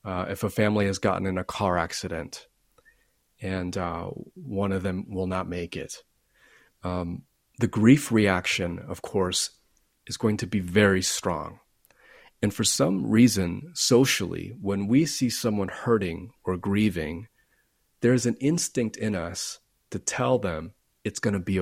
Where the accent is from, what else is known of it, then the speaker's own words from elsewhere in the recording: Florida, United States; I grew up in Florida, which is not always a friendly place.